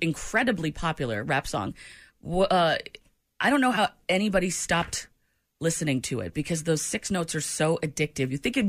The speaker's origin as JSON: {"language": "English", "region": "New England", "country": "United States", "moved": "yes", "said": "I've got Patriots blood running through me. I'm from New England."}